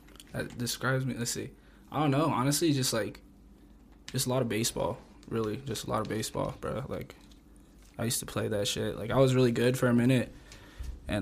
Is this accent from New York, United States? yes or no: no; Pueblo, Colorado, United States; I grew up on 7th Street on the east side.